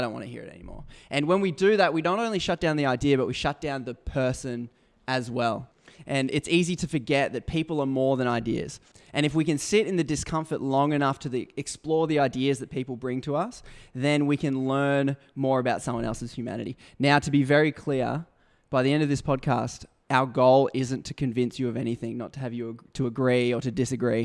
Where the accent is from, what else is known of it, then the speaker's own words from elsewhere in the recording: Brisbane, Queensland, Australia; I was born in Brisbane. I grew up in a middle class Christian Adventist